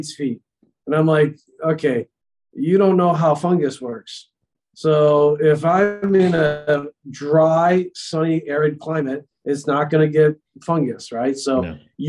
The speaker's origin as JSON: {"language": "English", "region": "New York", "country": "United States", "tie": "born or raised there", "said": "growing up in New York in the wintertime, snowball fights"}